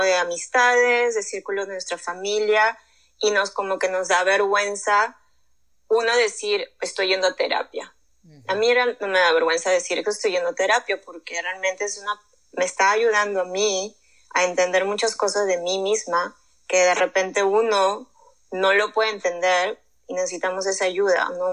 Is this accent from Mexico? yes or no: no; Lima, Peru; moved away as an adult; now in United States; Crecí en Lima, yo estudié allá comunicaciones y ya terminando mi carrera ya me mudé para acá